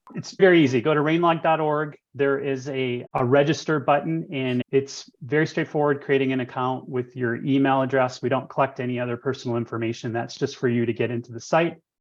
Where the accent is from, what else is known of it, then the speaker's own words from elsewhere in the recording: Michigan, United States; moved away as an adult; now in Tucson, United States; I am actually from Michigan originally, and I moved here in 2001 with my wife to go to school at U